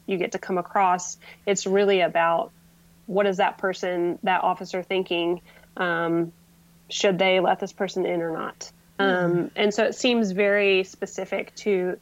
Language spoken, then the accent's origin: English; United States; also born or lived in Mexico / Honduras; me as an outsider, I'm from the United States. I'm a white woman